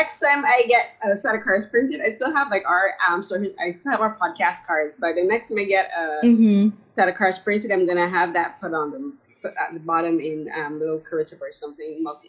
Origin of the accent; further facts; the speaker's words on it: Barbados; now in Toronto, Canada; I live in Toronto. I'm originally from Barbados.